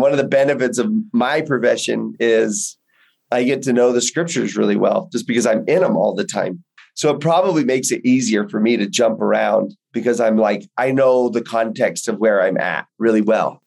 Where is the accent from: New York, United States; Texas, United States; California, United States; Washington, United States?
Texas, United States; Houston; I grew up in Texas, in Houston, in just Baptist territory